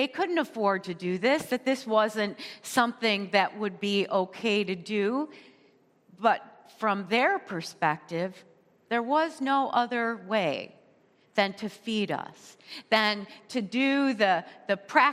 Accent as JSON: {"language": "English", "country": "United States", "said": "we as American in our culture"}